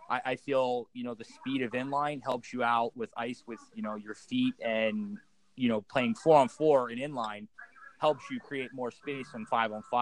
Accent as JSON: {"language": "English", "town": "Philadelphia", "region": "Pennsylvania", "country": "United States", "said": "Uh, I'm from Philadelphia, uh, Pennsylvania. I actually grew up playing uh, ice hockey my whole life"}